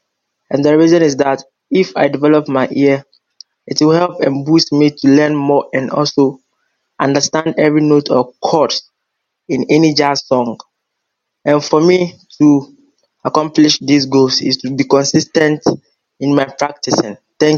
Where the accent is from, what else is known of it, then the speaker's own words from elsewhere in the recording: Ghana; English is a second language; I'm from Africa, Ghana.